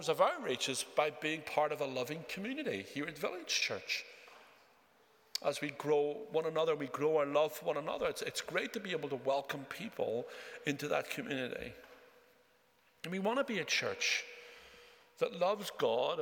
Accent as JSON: {"language": "English", "region": "Northern Ireland", "country": "United Kingdom", "tie": "born or raised there", "also_born_or_lived": "Japan", "said": "I grew up in Northern Ireland."}